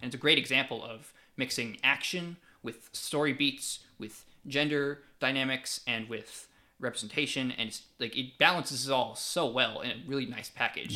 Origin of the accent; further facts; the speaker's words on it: Fayetteville, United States; I do wanna shout out my hometown, Cameo Art House Theater. If anybody who's in the Fayetteville area